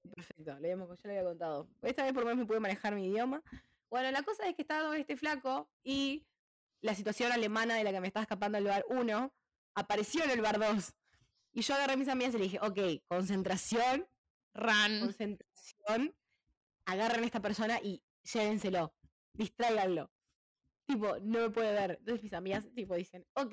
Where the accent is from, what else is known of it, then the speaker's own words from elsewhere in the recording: Uruguay; moved away; Y yo le dije de Uruguay